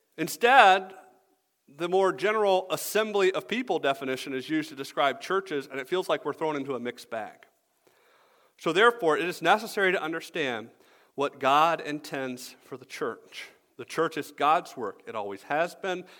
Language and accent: English; Atlanta, Georgia, United States; moved away as an adult; also born or lived in Greenville, South Carolina; now in Michigan, United States; I grew up in Atlanta.